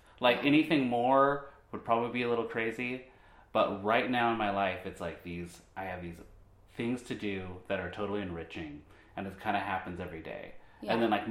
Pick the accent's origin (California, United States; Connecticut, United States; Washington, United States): Washington, United States; Olympia; growing up in Olympia